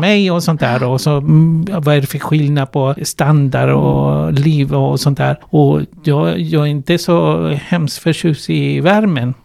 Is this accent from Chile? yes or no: yes; Chile; Swedish is a second language; moved away as an adult; now in Sweden; Jag kommer ursprungligen från Chile